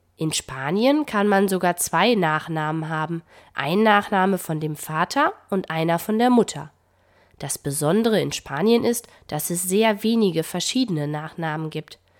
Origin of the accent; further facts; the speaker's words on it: Germany; bei uns in Deutschland